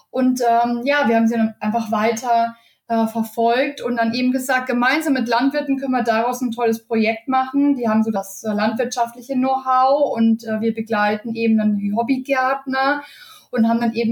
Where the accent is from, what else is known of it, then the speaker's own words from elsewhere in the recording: Bavaria, Germany; born there; now in Bonn, Germany; lebe seit äh, knapp äh, neun Jahren mittlerweile in Bonn, bin gebürtige Bayerin und auch noch sehr heimatverbunden.